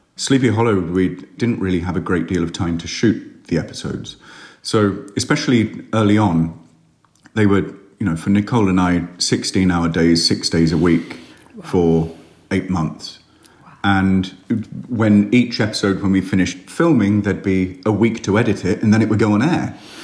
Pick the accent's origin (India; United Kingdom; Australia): United Kingdom; I'm British. We're very cheap.